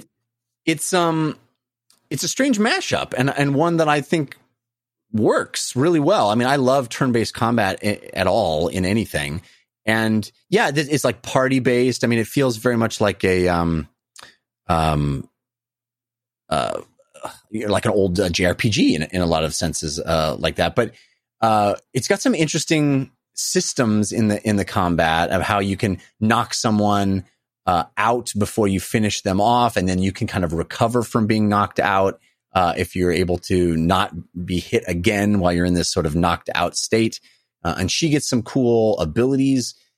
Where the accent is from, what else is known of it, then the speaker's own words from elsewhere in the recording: West Coast, United States; I grew up on the West Coast